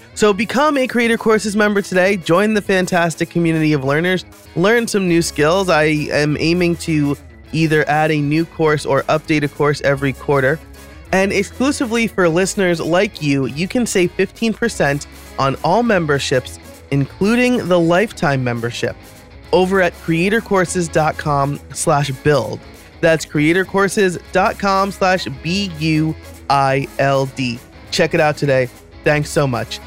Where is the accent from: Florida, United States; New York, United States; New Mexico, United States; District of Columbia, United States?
New York, United States; moved away as an adult; now in Philadelphia area, United States; I'm living outside of Philadelphia now. I grew up in New York